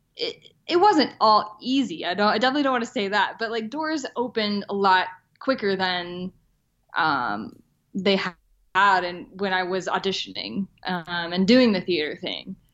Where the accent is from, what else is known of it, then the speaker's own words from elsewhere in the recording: the South, United States; I grew up in the South